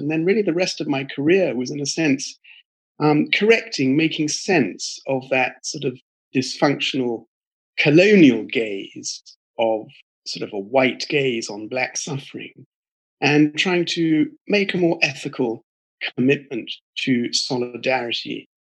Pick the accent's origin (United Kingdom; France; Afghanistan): United Kingdom; I'm British, and I come from a family that mixes some religious people and priests and ministers and pastors on one side with military people and merchants